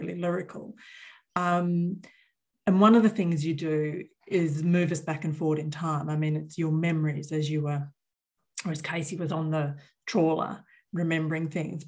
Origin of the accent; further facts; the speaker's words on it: Newcastle upon Tyne, North East England, United Kingdom; I grew up in Newcastle as well